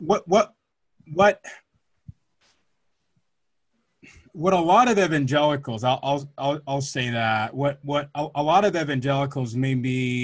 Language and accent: English; Atlanta, Georgia, United States; I grew up in Atlanta